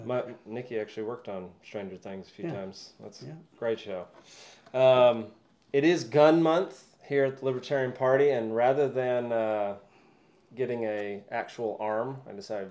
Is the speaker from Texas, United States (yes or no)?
yes; Texas, United States; moved away; Yeah, I grew up in Texas.